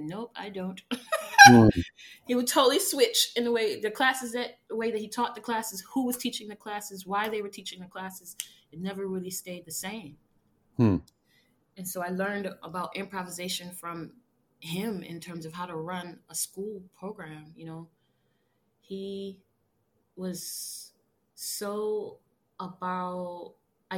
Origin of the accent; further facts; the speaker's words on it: Minneapolis, Minnesota, United States; moved away; also born or lived in New York; the Twin Cities, my hometown